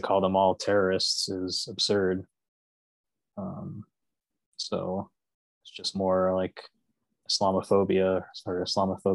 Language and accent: English; Florida, United States; I grew up in Florida.